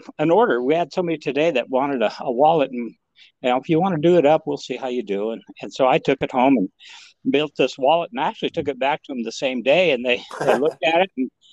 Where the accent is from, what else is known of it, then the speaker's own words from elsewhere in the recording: Montana, United States; now in Texas, United States; I grew up in Montana